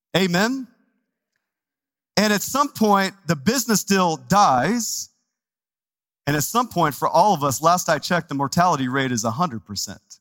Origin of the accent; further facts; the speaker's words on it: Texas, United States; now in Phoenix, United States; I'm from Texas, and so you got to say it like with a Texas accent